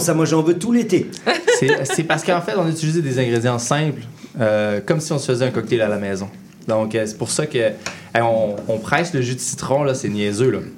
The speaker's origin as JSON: {"language": "French", "town": "Saint-David-de-Falardeau", "region": "Quebec", "country": "Canada", "also_born_or_lived": "Lac-Saint-Jean", "said": "on vient de Saint-David de Falardo"}